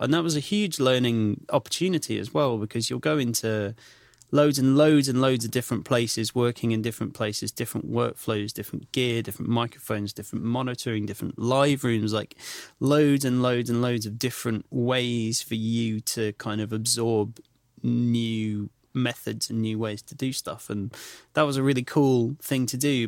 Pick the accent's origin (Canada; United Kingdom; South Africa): United Kingdom; Clitheroe, North West England; The Grand, which opened up in my hometown in Clitheroe